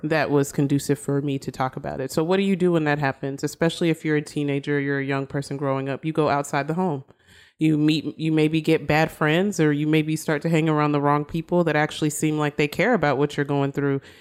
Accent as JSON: {"language": "English", "town": "Austin", "region": "Texas", "country": "United States", "moved": "yes", "said": "I'm originally from Austin."}